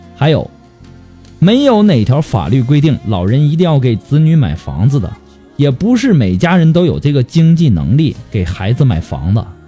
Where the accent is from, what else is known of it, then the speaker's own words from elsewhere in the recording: China; 我们中国人